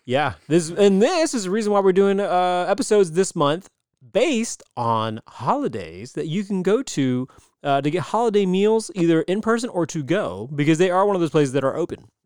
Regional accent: United States; I'm American

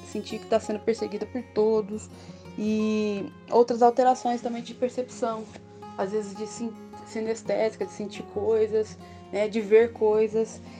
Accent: Varginha, Minas Gerais, Brazil; Eu sou de Varginha, então fico feliz de contribuir com o trabalho que vocês estão desenvolvendo na cidade de Varginha.

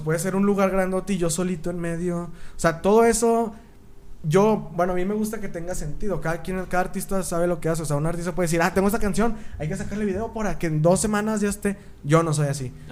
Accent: Torreón, Coahuila, Mexico; soy de Torreón

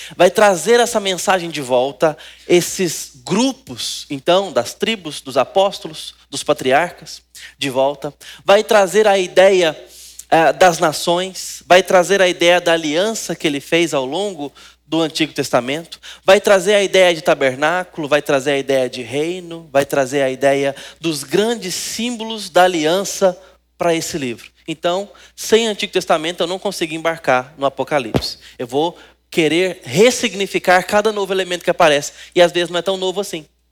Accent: Brazil; nós Gostamos de futebol como brasileiros

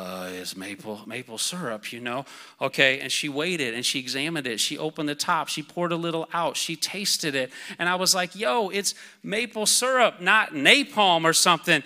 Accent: Iowa, United States; I'm from Iowa, so wrestling's a big deal.

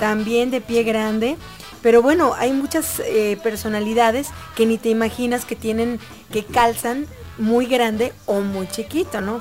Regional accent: Mexico; ¿Cómo somos los mexicanos de tremendos?

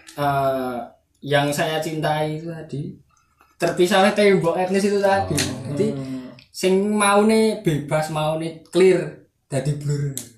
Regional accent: Java, Indonesia; accent: medok (thick Javanese); aku kan wong medok ngene

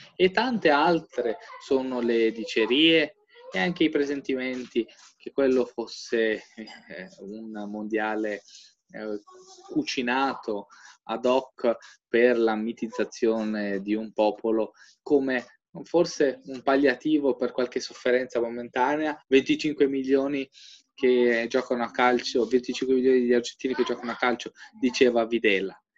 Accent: Albania; now in Italy

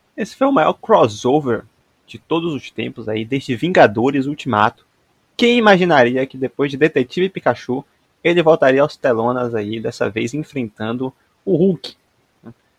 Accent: Bahia, Brazil; enquanto nordestino, enquanto baianos que somos

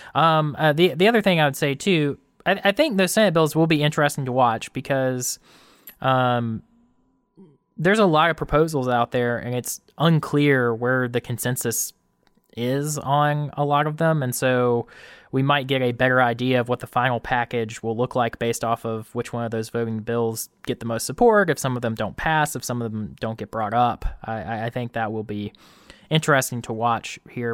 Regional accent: Camden County, Georgia, United States; moved away; I'm from Camden County originally.

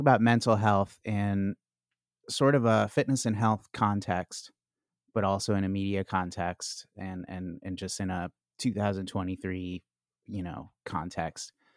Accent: Chicago, Illinois, United States; now in Washington, D.C., United States; I'm from Chicago

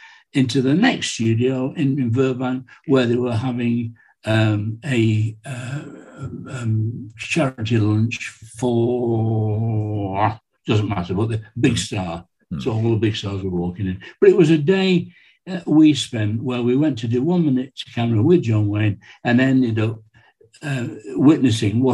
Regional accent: England, United Kingdom; I'm from England

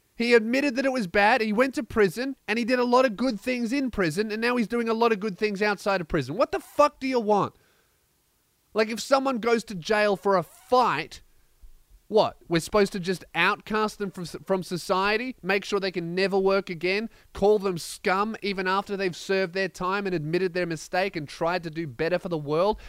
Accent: Melbourne, Victoria, Australia; in Melbourne, my hometown

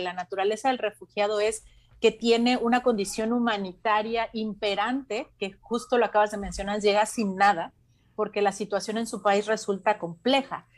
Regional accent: Mexico

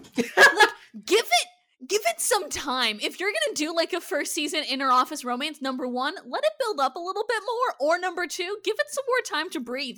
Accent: Minnesota and Iowa, United States; I grew up in Minnesota and Iowa

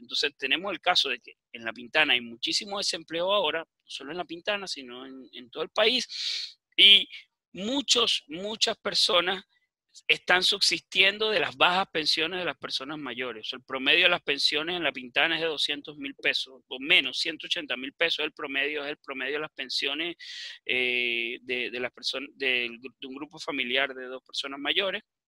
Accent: Venezuela; now in Chile; me imagino que escuchan mi acento, yo, yo soy de nacimiento venezolano, pero también soy chileno, vivo muchos años acá en Chile

